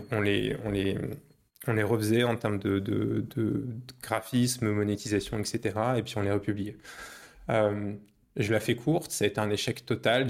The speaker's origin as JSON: {"language": "French", "town": "Paris", "region": "Île-de-France", "country": "France", "tie": "born or raised there", "moved": "as an adult", "lives_now": "Poland", "said": "je suis parisien à la base. Je suis né à Paris, j'ai grandi à Paris, j'ai fait mes études à Paris"}